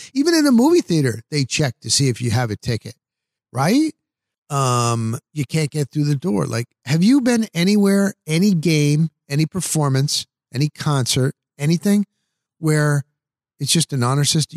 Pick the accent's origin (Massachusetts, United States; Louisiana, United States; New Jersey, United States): New Jersey, United States; moved away as an adult; now in Tampa Bay, United States; as a kid growing up in New Jersey